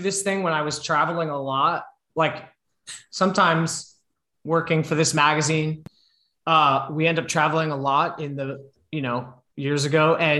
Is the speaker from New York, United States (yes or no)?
yes; New York, United States; I mean, like I'm from the New York area as well, but wasn't from that part of New York.